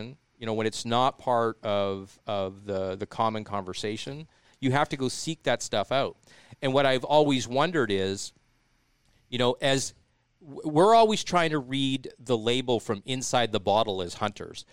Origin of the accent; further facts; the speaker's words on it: Regina, Saskatchewan, Canada; moved away; I'm from, you know, I'm from Regina